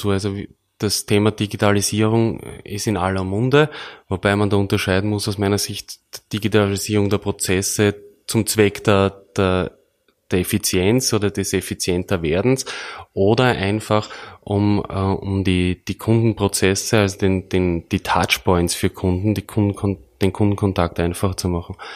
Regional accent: Burgenland, Austria; worauf wir als Burgenländer, wir sind …, besonders unterstreichen äh, möchten

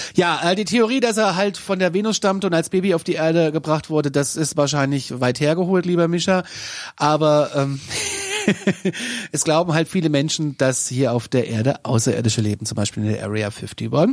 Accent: Kassel, Hesse, Germany; Ich, bin aus Kassel.

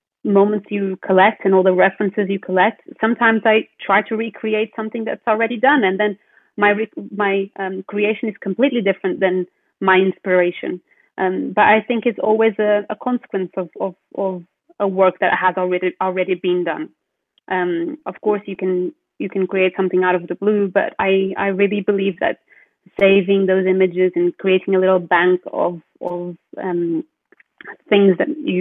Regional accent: Portugal; now in United Kingdom; growing up in Portugal, being one of the sunniest countries in Europe

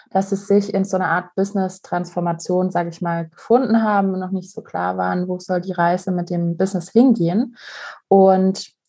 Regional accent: Vienna, Austria; ich stamme aus Wien

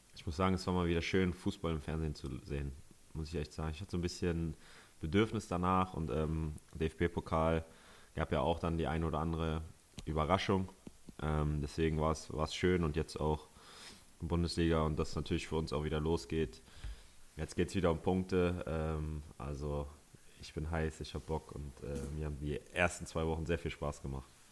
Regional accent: Northern Germany, Germany; als Norddeutscher

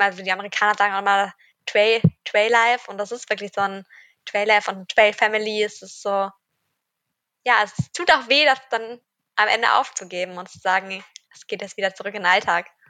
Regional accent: Cologne, North Rhine-Westphalia, Germany; ich komme aus Köln

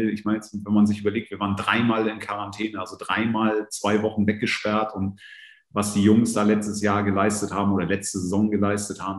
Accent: Northern Germany, Germany; born there; Habe auch ein paar Jahre in Süddeutschland verbracht, also zwar als gebürtiges Nordlicht

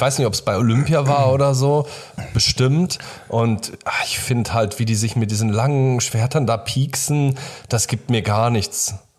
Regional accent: Germany; Wir sind beide hier in Deutschland geboren

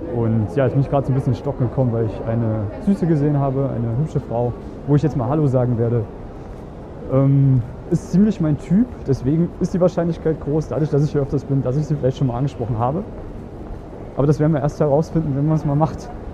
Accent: Germany; now in Vienna, Austria; Ich bin aus Deutschland ursprünglich

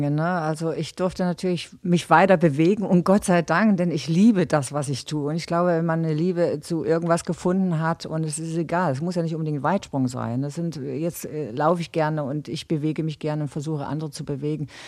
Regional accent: Gera, Thuringia, Germany; Also Gera muss man sagen, ist meine Heimatstadt. Da bin ich groß geworden

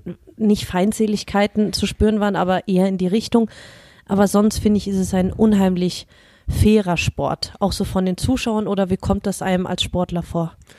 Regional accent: Germany; ich als Deutsche

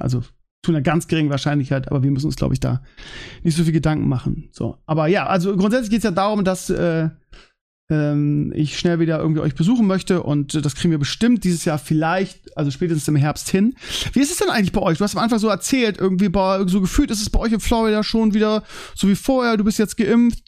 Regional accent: Germany; man als Deutscher

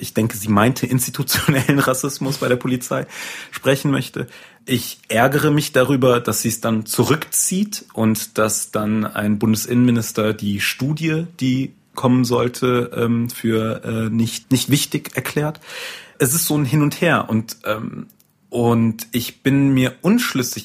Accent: North Rhine-Westphalia, Germany; ich bin aufgewachsen im Niederrhein, am Niederrhein sagt man, glaube ich, und äh, in einer Kleinstadt

